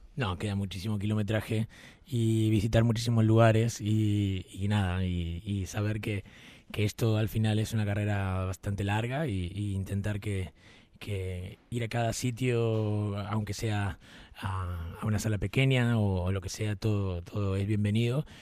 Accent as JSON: {"language": "Spanish", "town": "Rosario", "region": "Santa Fe", "country": "Argentina", "tie": "born or raised there", "moved": "as an adult", "lives_now": "Madrid, Spain", "said": "Rosario, que es mi tierra natal."}